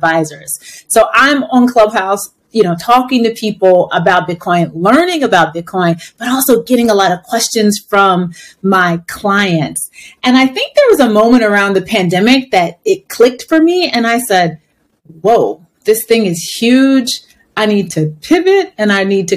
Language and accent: English; United States; I'm Black American.